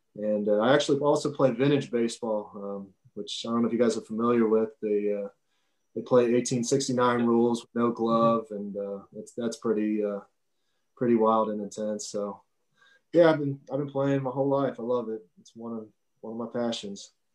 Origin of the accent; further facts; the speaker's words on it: Cincinnati, Ohio, United States; I grew up and obviously in Cincinnati here